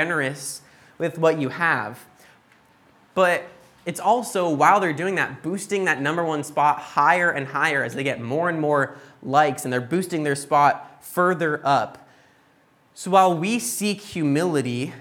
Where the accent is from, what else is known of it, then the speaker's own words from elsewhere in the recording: United States; moved away; growing up in the States